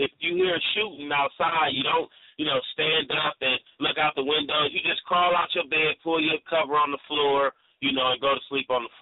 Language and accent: English; Oakland, California, United States; also born or lived in East Peoria; I was born in East Oakland in the um the eighties, the middle of the crack era, so it was uh like like little Vietnam down there.